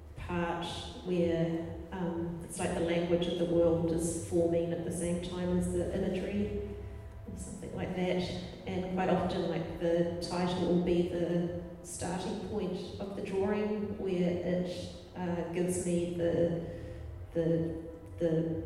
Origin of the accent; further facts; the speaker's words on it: Tauranga, Bay of Plenty, New Zealand; also born or lived in Christchurch; when I grew up in Tauranga